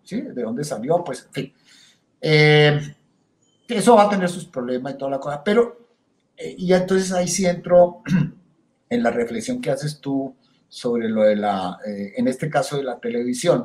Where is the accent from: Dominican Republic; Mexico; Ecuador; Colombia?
Colombia; Bogotá; como un cachaco bogotano